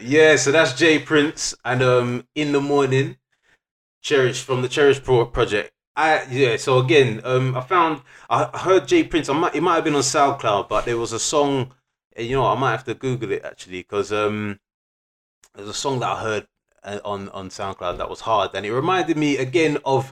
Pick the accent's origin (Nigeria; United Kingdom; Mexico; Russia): United Kingdom; England; as an English youth